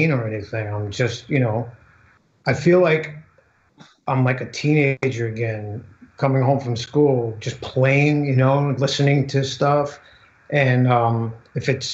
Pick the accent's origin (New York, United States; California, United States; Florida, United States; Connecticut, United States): New York, United States; I come from New York